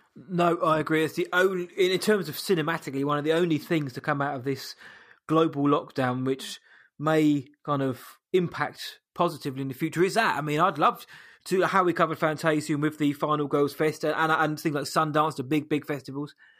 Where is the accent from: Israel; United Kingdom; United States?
United Kingdom; I'm British